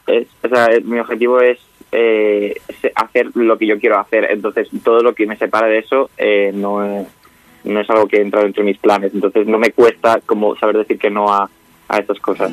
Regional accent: Extremadura, Spain; yo además soy de Extremadura

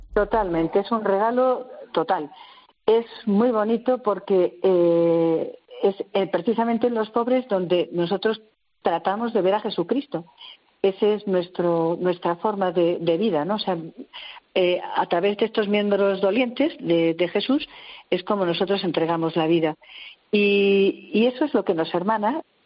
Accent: Logroño, La Rioja, Spain; now in Madrid, Spain; Yo soy de Logroño

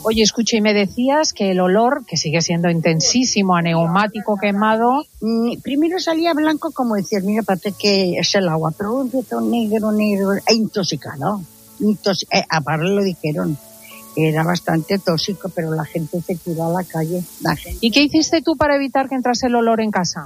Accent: Valencian Community, Spain; Soy valenciana

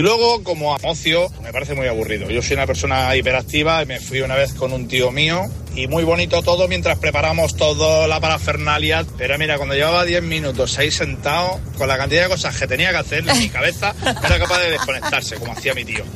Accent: San Lorenzo de El Escorial, Community of Madrid, Spain; yo soy de San Lorenzo del Escorial

